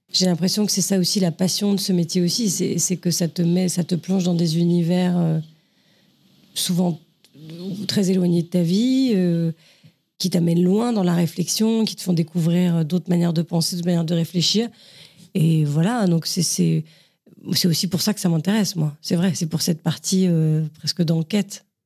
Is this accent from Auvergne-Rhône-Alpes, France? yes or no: no; Saint-Cloud, Île-de-France, France; also born or lived in Paris; j'étais dans le quatre-vingt-douze à peu près toute mon enfance, à Saint-Cloud, quand j'étais toute petite, et après au Pont-de-Sèvres